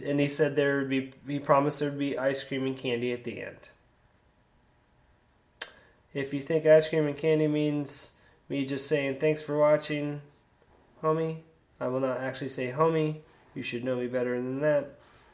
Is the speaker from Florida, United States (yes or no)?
yes; Sarasota, Florida, United States; I grew up in Sarasota